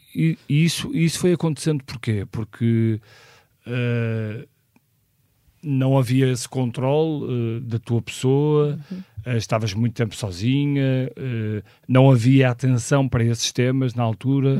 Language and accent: Portuguese; Porto, Norte, Portugal; nasci no Porto em 1976